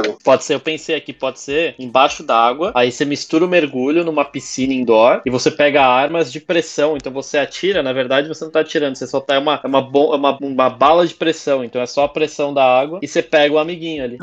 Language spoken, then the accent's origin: Portuguese; Santos, São Paulo, Brazil; eu morei a vida toda em Santos